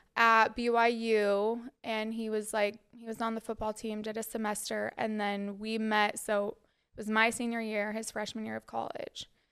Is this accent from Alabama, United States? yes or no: no; Cottonwood Heights, Utah, United States; moved away as an adult; now in New York City, United States; I am from Utah